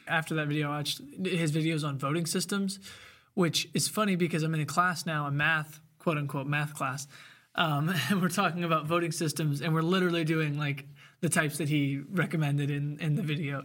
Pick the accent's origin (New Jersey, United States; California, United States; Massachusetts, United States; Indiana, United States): Indiana, United States; Bloomington; also born or lived in Ellettsville; I was born at Bloomington Hospital.